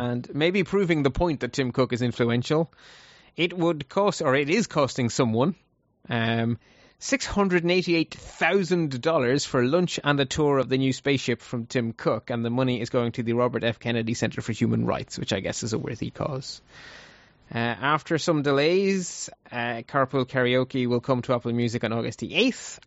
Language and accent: English; Ireland; Ireland is such a small country that it, there's only four million of us in total.